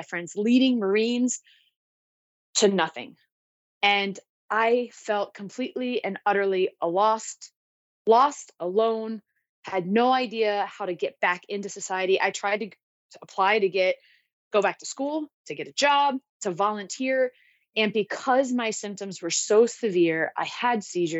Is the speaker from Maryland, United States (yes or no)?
yes; Maryland, United States; moved away as an adult; now in San Diego, United States; I grew up in Maryland and I grew up playing hockey